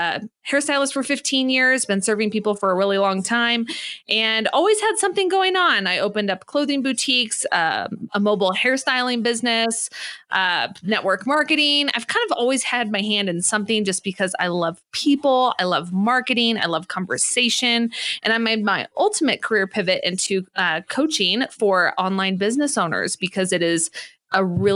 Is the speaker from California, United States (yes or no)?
yes; California, United States; moved away as an adult; also born or lived in Santa Monica; now in Colorado Springs, United States; I'm originally from California. I'm here in Colorado Springs.